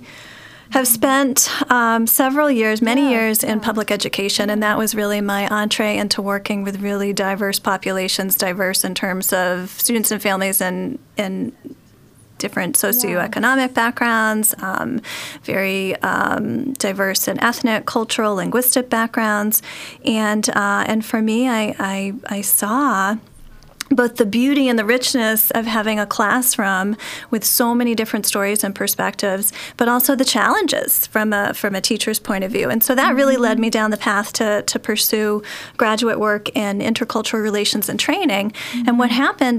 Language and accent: English; New England, United States; also born or lived in San Francisco Bay Area, United States; now in Chicago, United States; I'm originally not from Chicago. I grew up on the East Coast in New England